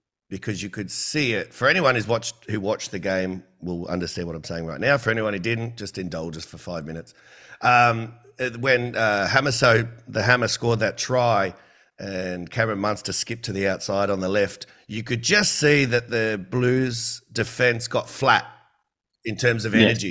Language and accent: English; New South Wales, Australia; also born or lived in Queensland; I'm from New South Wales